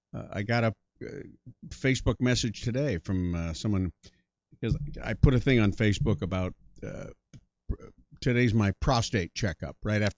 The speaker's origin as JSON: {"language": "English", "region": "Iowa", "country": "United States", "tie": "born or raised there", "also_born_or_lived": "Colorado, United States / Hull, Canada / Yuma, United States", "said": "I was born in Colorado, then we moved to Hull, Canada, which is in Quebec. And then we moved to Yuma, Arizona, which is on the Mexican border. And then we moved to Ames, Iowa."}